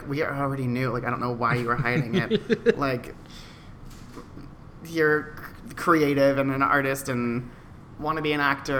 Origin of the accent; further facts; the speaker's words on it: San Antonio, Texas, United States; moved away as an adult; also born or lived in North Dakota / Omaha / New York City; I was born in North Dakota and then moved to, like, Omaha for, like, 6 months or something like that. When I was, like, two or four. I think I was 4. My brother might have been 2. And then we moved to San Antonio and lived there for...